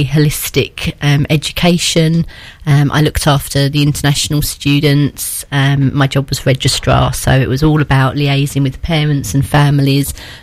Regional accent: Essex, East of England, United Kingdom; moved away as an adult; now in Midlands, United Kingdom; Brought up in Essex

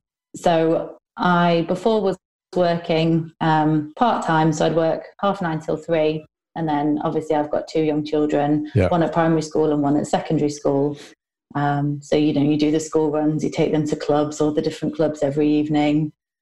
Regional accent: Newark, New Jersey, United States; So I am from Newark. I currently live in Newark mm-hmm. with my husband and two kids and an array of pets.

